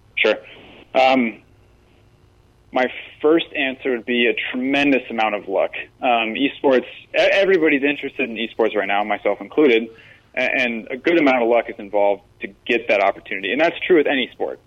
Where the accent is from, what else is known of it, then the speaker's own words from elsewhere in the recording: Iowa, United States; moved away as an adult; now in West Virginia, United States; I come from Iowa